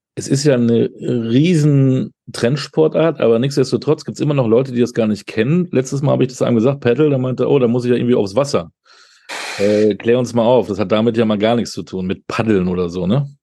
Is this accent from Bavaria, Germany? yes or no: no; Münster, North Rhine-Westphalia, Germany; Ich bin ja Münsteraner